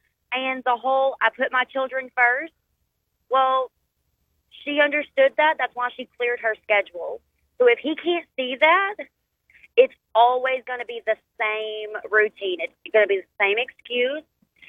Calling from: Haughton, Louisiana, United States; I am calling from Houghton, Louisiana.

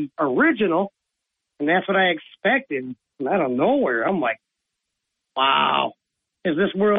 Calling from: Owego, New York, United States; from Owego.

